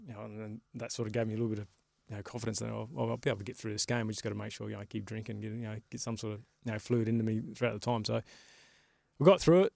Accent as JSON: {"language": "English", "town": "Carnarvon", "region": "Western Australia", "country": "Australia", "tie": "born or raised there", "also_born_or_lived": "Sydney", "moved": "yes", "said": "when I grew up in Carnarvon"}